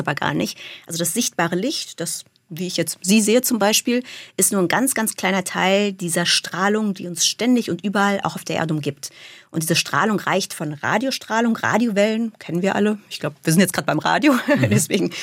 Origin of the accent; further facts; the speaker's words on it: Germany; first language German and English (bilingual); also born or lived in Munich; in Deutschland für mich als kleines Mädchen